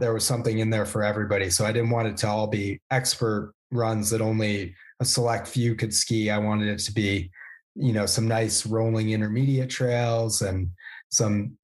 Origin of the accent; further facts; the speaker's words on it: Vermont, United States; I grew up in Vermont